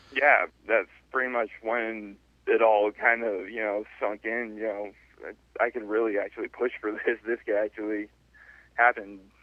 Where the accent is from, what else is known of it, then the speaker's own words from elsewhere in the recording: San Francisco Bay Area, California, United States; moved away as an adult; also born or lived in Arkansas; I am from the San Francisco Bay Area